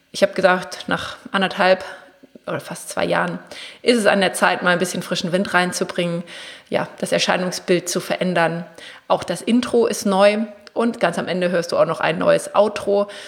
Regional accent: Braunschweig, Lower Saxony, Germany; also ich komme ja aus Braunschweig, im Raum Braunschweig, Wolfsburg, Hannover

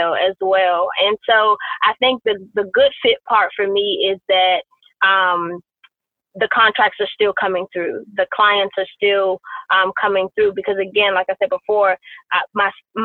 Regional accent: Washington, District of Columbia, United States; I grew up in Southeast DC.

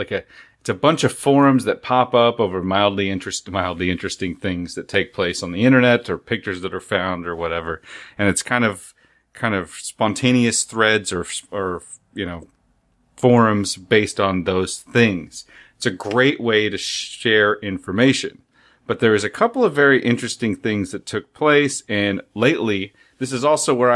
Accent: Seattle, Washington, United States; my hometown of Seattle

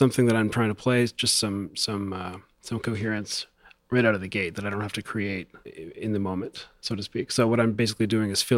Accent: Toronto, Ontario, Canada; I'm from Toronto, yes, not Montreal.

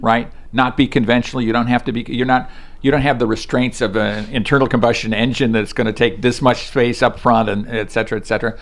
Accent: Chicago, Illinois, United States; I grew up in the Chicago area

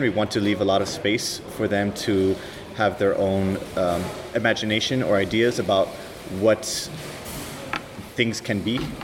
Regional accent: California, United States; I'm from California, um, from the 70s

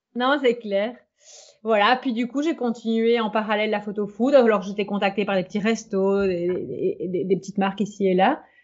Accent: Belgium; je suis belge

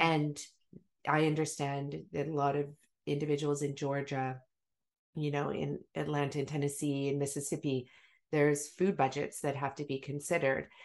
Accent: Maple Ridge, British Columbia, Canada; also born or lived in Africa; we had a huge garden when we moved from Africa to Maple Ridge, you know, massive garden

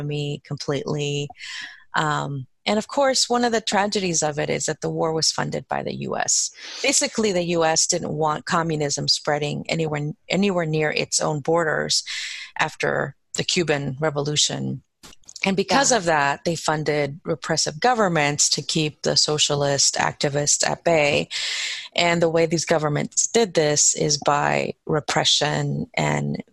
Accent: Guatemala City, Guatemala Department, Guatemala; now in Baltimore, United States; I was born in Guatemala, in Guatemala City, and that's where my parents are from. And I was born there. And my parents, I would say we had a really good life there.

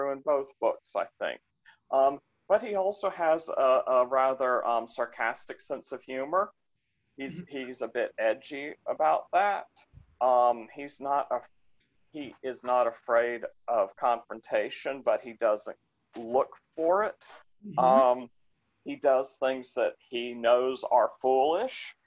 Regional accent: Florida, United States; moved away as an adult; now in Hyattsville, United States; I'm originally from Florida. My wife and I were both born in Florida

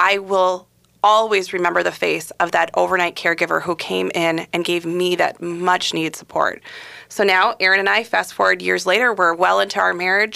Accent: Bloomington, Minnesota, United States; I grew up right here in the Twin Cities in Bloomington.

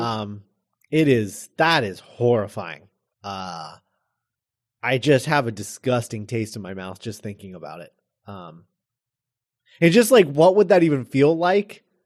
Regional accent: United States; being Americans

